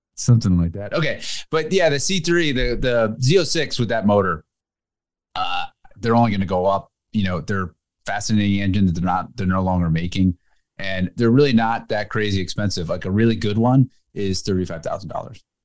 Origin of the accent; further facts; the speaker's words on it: New Jersey, United States; where I grew up in Jersey